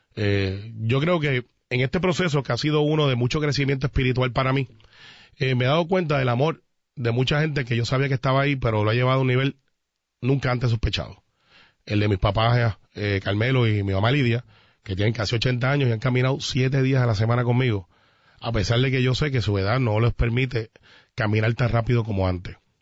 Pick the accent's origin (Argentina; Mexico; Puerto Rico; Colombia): Puerto Rico; Guaynabo